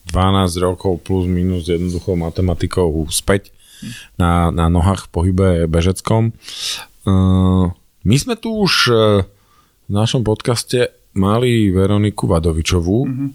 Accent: Považská Bystrica, Trenčín Region, Slovakia; u nás v Považskej Bystrici

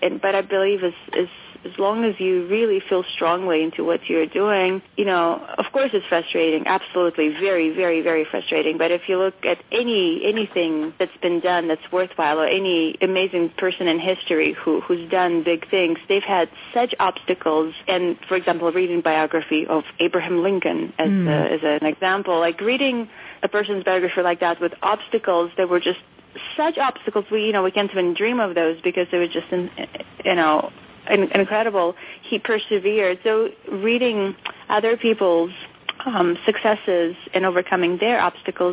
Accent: Moscow, Russia; moved away; I grew up in Moscow in the fall of the Soviet Union

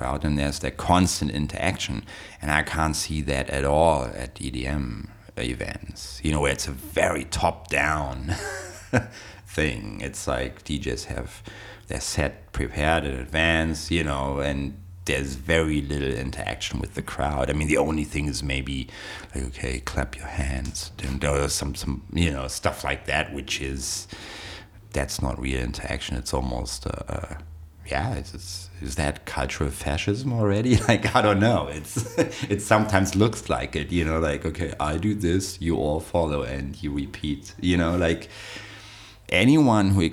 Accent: Berlin, Germany; I went to raves in Berlin, that's where I grew up. I was born in West Berlin

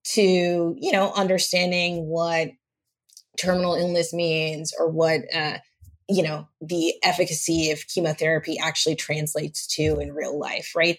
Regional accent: Los Angeles, California, United States; also born or lived in Santa Monica; I grew up in Los Angeles, uh, in an area called View Park

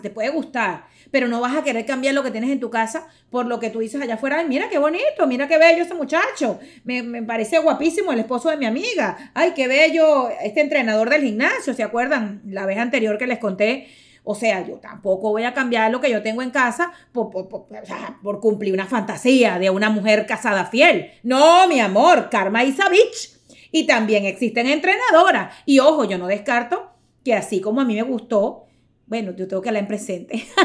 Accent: Venezuela; yo soy venezolana

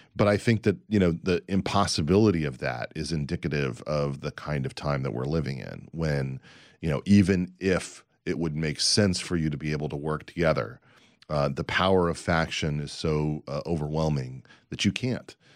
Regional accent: United States; As an American, as someone who's proud to be an American

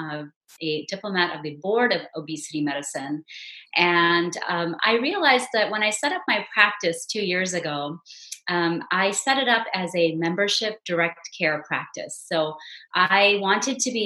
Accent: Houston, Texas, United States; now in Frisco, United States; I grew up in the Houston area

